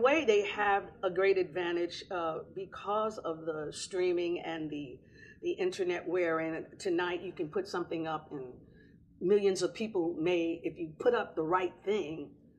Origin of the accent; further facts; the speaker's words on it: New York, United States; born in New York